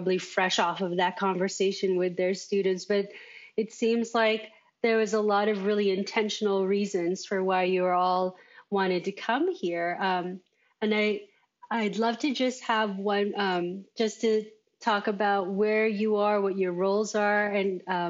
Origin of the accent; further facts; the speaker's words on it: California, United States; moved away; I grew up in California.